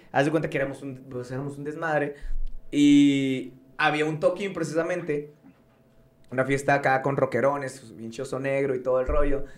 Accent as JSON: {"language": "Spanish", "town": "Ciudad Juárez", "region": "Chihuahua", "country": "Mexico", "tie": "born or raised there", "also_born_or_lived": "Mexico City", "said": "Yo vivía, me crecí en Morelos 1, 2, 3, 4, 5, allá en Las Torres. O sea, ahí me crié yo"}